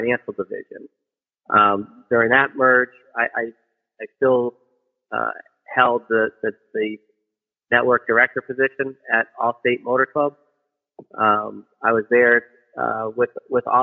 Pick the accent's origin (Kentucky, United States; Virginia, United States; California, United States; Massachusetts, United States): Massachusetts, United States; Clinton; I grew up in Clinton, Massachusetts, which is outside of Worcester